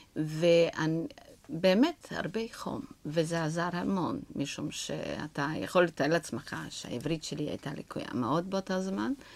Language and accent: Hebrew; Romania; Hebrew is a second language; moved away as an adult; now in Israel; שכשעזבתי את רומניה, מכיוון שאני אה, נולדתי בבית של שחקנים